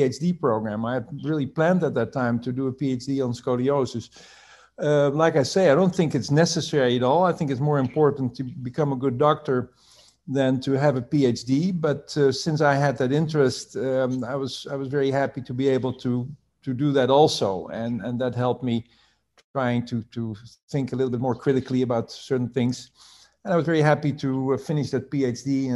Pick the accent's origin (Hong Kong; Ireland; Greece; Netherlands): Netherlands; Rotterdam, South Holland; also born or lived in North Carolina, United States; I was born in the Netherlands, in Rotterdam, which is a big port into Europe